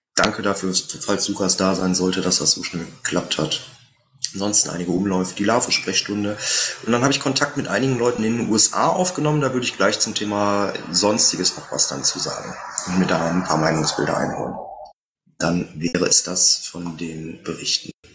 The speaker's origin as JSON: {"language": "German", "town": "Meerbusch", "region": "North Rhine-Westphalia", "country": "Germany", "tie": "born or raised there", "said": "aus meiner Heimatstadt, aus Meerbusch"}